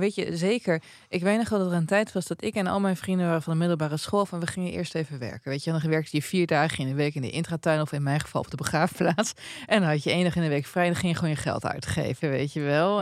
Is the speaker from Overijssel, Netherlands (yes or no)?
yes; Twente, Overijssel, Netherlands; ik kom uit Twente